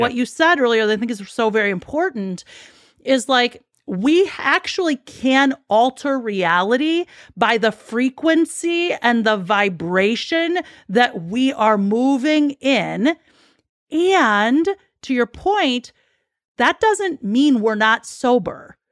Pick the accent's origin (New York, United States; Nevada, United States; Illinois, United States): Illinois, United States; Chicago; I'm born and raised in Chicago